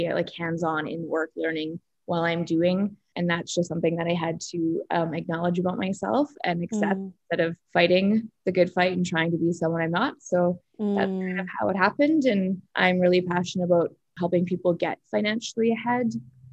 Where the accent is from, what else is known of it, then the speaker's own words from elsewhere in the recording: Saskatoon, Saskatchewan, Canada; I grew up in Saskatoon